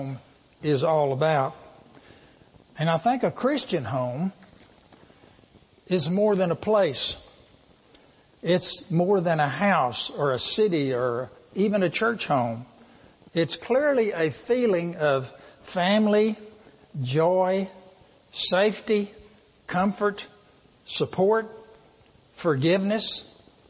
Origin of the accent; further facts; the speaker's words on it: Wickett, Texas, United States; moved away as an adult; also born or lived in California / Fort Worth, Texas / Belton, Texas; We both grew up in small West Texas town. For me, that is Wickett, sometimes I say Monahans